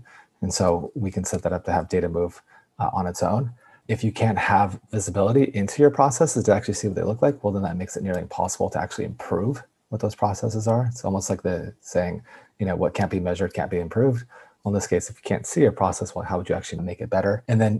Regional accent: Yosemite Valley, California, United States; born there; I was born in Yosemite Valley. And so if anybody's ever been to Yosemite, there's the valley portion of it. And there's a small medical center there. And I was actually born in that medical center because I was early.

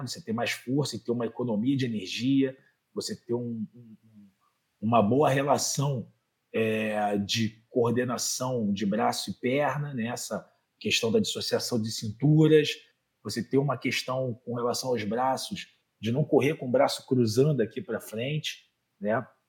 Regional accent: Rio de Janeiro, Brazil; accent: Carioca; eu sou do Rio de Janeiro, não sei se dá para perceber pelo sotaque. Carioca da Gema, criada no Meier

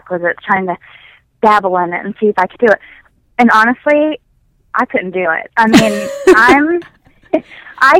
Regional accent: the South, United States; now in Ithaca, New York, United States; I'm not even from New York. Maybe I should just go home down south.

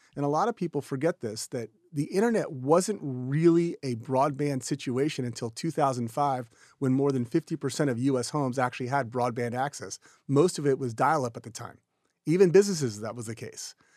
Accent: Houston, Texas, United States; also born or lived in Austin, Texas; So I'm from Houston originally, Houston, Texas

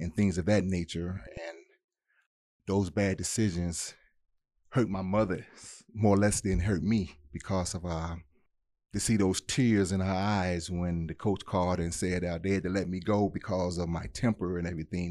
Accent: Detroit, Michigan, United States; moved away; also born or lived in Mississippi; my upbringing was in Detroit

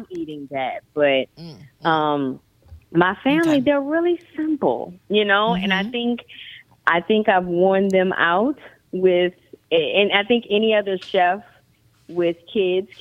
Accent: New Orleans, Louisiana, United States; the first digital interactive cookbook by a New Orleanian

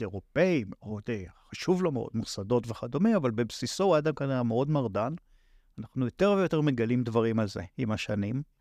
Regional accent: Tel Aviv, Tel Aviv District, Israel; אני, אה, יליד, אה, עיר שנקראת תל אביב. שם גדלתי

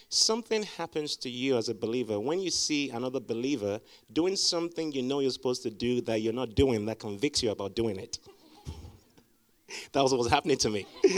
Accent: Liberia; born there; Now, my parents are missionaries, so I was born in Liberia. My dad is from Nigeria. My mom is from Ghana

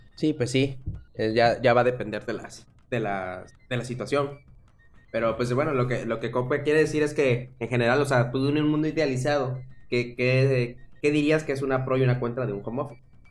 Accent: Veracruz, Mexico; moved away as an adult; also born or lived in Tabasco; now in Monterrey, Mexico; yo soy de Veracruz, pero estudié la carrera ahí en Tabasco

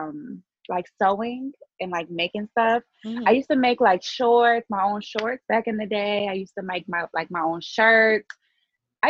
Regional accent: Baltimore, Maryland, United States; I'm from Baltimore. A lot of people don't know that. They think I'm like from New York or no, I work a lot in New York, but I'm actually from Baltimore.

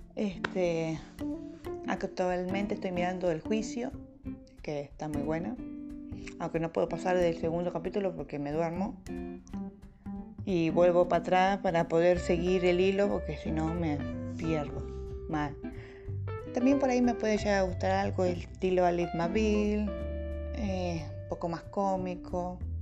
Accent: Bahía Blanca, Buenos Aires Province, Argentina; soy una ballense con alma de porteño. Este, sí, soy nacida en Bahía Blanca

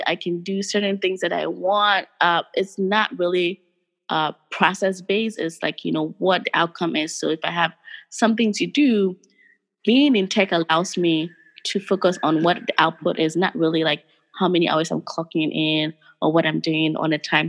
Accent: Ghana; English is a second language; but I grew up in Ghana all my formative years, my friends, my extended family. So thinking about going back is as a way for me to retire here and then go back and do something if God gives me life.

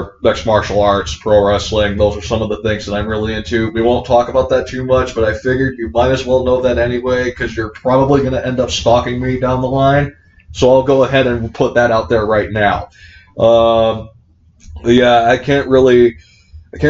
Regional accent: Florida, United States; I'm from Florida, so I grew up going to Disney World every single year

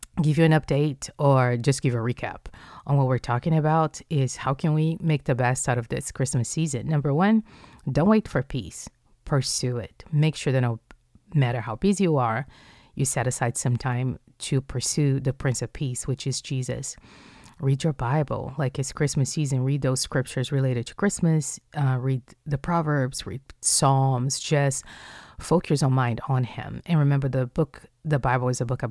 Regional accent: Rio de Janeiro, Brazil; moved away; I'm from Rio de Janeiro, which is southeast.

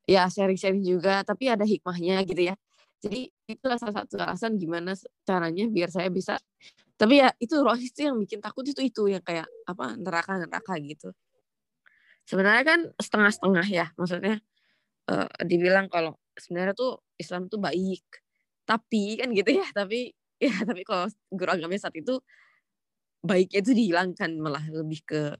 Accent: London, United Kingdom; born there; Uh, total, saya lahir sendiri di London.

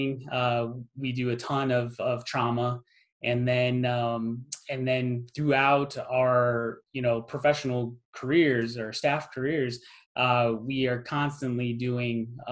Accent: Phoenix, Arizona, United States; also born or lived in Santa Monica, California; we moved when I was a toddler, we moved to Phoenix. And so I was raised in Phoenix.

